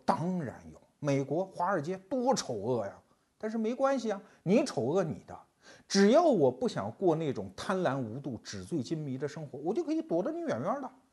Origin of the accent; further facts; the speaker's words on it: Anhui, China; 我们安徽人